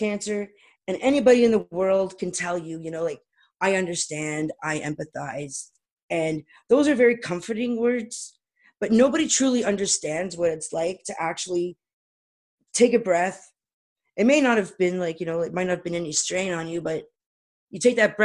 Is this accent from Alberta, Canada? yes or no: no; Toronto, Ontario, Canada; moved away as an adult; now in East Coast, Canada; I was born and raised in Toronto